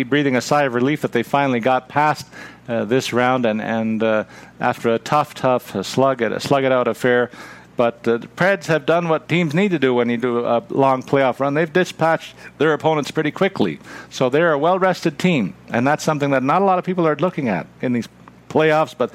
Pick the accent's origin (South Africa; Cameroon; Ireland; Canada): Canada; a Canadian hockey fan